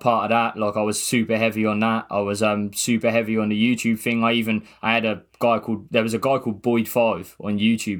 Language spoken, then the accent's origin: English; Gosport, South East England, United Kingdom; I'm from Gosport